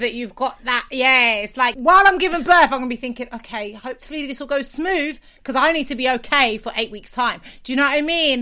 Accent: London, United Kingdom; I'm from South London

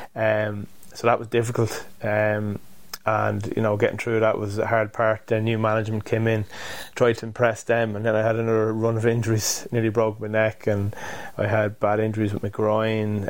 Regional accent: Drogheda, Leinster, Ireland; moved away as an adult; also born or lived in Limerick; I come from Drogheda, which wouldn't be a huge rugby town

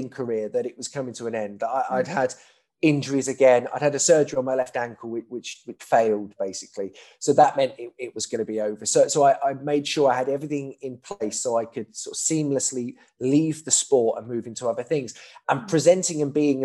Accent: Milton Keynes, South East England, United Kingdom; I'm from Bletchley in Milton Keynes

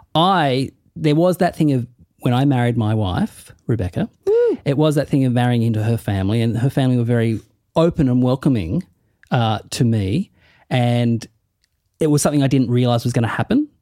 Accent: Tasmania, Australia; moved away as an adult; now in Melbourne, Australia; I say I'm from Tassie

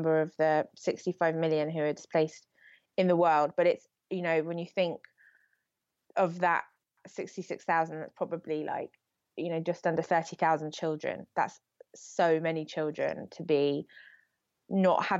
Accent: United Kingdom; as British people

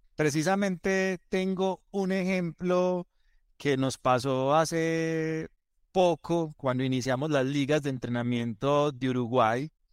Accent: Antioquia, Colombia; nosotros en Colombia y como buenos paisas le damos más vueltas a las cosas, somos más culebreros

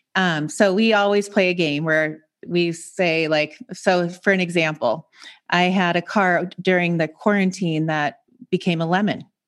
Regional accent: Seattle, Washington, United States; moved away as an adult; also born or lived in Montana; now in San Diego, United States; I grew up in Seattle, so I'm from the Pacific Northwest

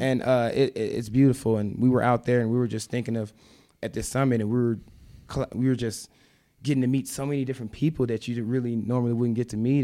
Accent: Memphis, Tennessee, United States; moved away as an adult; I moved from Memphis when I was nineteen

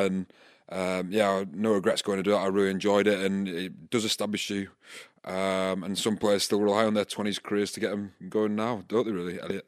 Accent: Scotland, United Kingdom; now in Bath, United Kingdom; I grew up in Scotland

